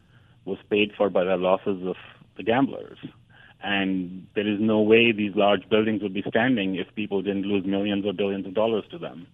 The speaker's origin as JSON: {"language": "English", "town": "New Delhi", "region": "Delhi", "country": "India", "tie": "born or raised there", "also_born_or_lived": "Madison, Wisconsin", "moved": "as an adult", "lives_now": "New York, United States", "said": "growing up in the India of the 70s and 80s"}